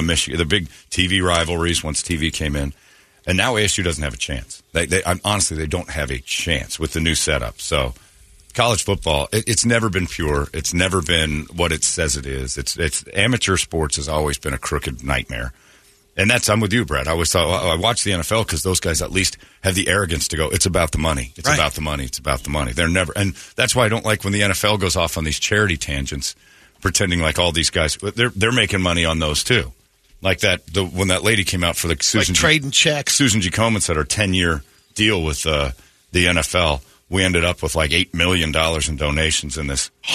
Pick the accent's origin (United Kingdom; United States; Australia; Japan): United States; I'm American